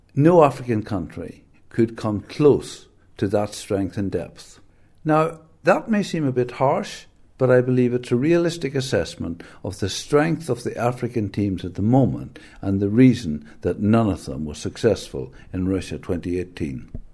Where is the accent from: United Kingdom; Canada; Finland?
United Kingdom; England; I am from England